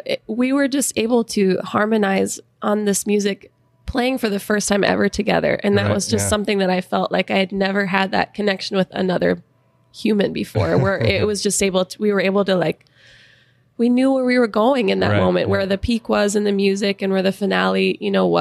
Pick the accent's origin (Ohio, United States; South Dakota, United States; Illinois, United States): South Dakota, United States; Sioux Falls; moved away as an adult; also born or lived in Nashville, Tennessee; We're both from Sioux Falls